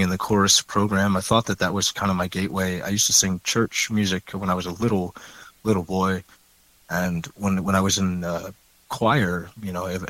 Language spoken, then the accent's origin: English; Baltimore, Maryland, United States; moved away as an adult; also born or lived in Ohio; now in Seattle, United States; I grew up in Baltimore